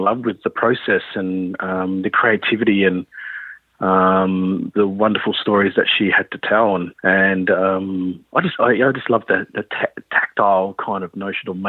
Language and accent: English; Perth, Western Australia, Australia; I grew up in Perth here, so I've been in Perth all my life, really.